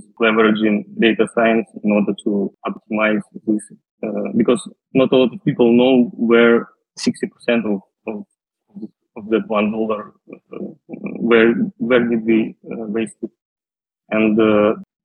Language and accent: English; Western Siberia, Russia; moved away as an adult; also born or lived in Moscow, Russia / France; Originally, I'm from Russia. I was born in a small city in Western Siberia